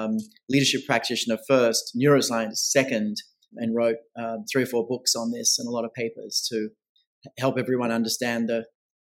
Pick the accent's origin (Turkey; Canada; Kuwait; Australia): Australia; now in New York City, United States; I'm originally Australian, born and bred there, based now full-time in New York City